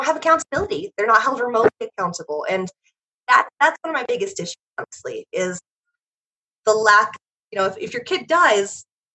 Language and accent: English; Oregon, United States; I was born in Oregon